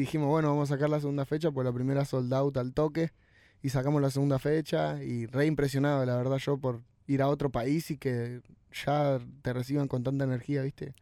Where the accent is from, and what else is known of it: Argentina